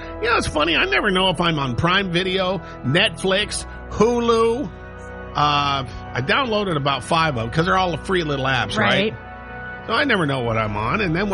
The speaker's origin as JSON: {"language": "English", "region": "Montana", "country": "United States", "tie": "born or raised there", "said": "I grew up in Montana"}